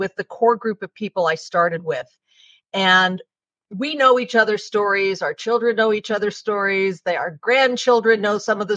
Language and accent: English; Calabasas, California, United States; I grew up in Calabasas, California, which at the time was like a one-horse town